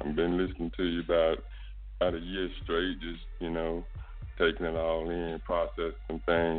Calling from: Charlotte, North Carolina, United States; In Charlotte, North Carolina.

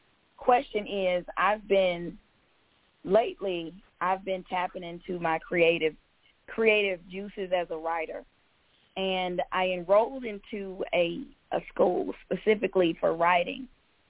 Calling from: Georgia, United States; I'm calling from Georgia.

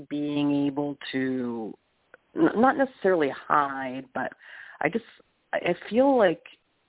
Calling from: Canada

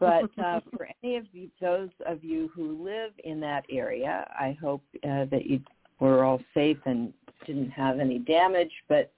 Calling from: Mendocino, California, United States; I'm calling from Mendocino up the coast, northern coast of California.

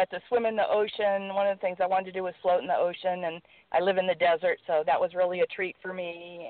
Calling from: California, United States; from California.

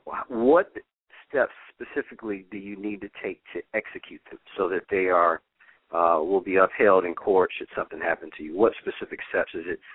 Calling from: Cincinnati, Ohio, United States; in Cincinnati, Ohio.

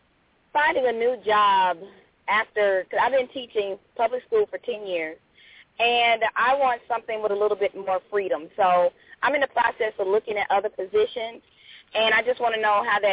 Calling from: Tucker, Georgia, United States; I am calling from Tucker, Georgia.

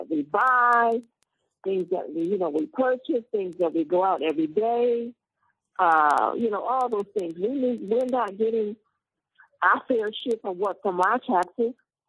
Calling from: Detroit, Michigan, United States; I'm calling from Detroit.

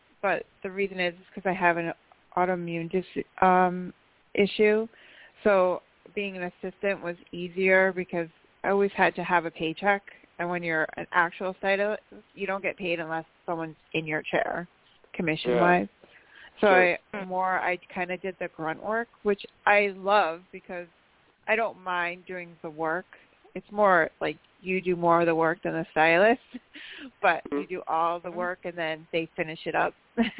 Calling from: New York, United States; from upstate New York and 5273.

